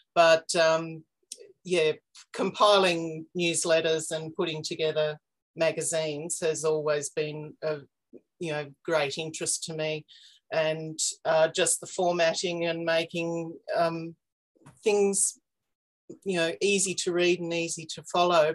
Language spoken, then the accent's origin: English; Warburton, Victoria, Australia; also born or lived in outback New South Wales; now in Canberra, Australia; I've been here for about 20 years, but I grew up in Warburton in Victoria, um, up in the hills east of Melbourne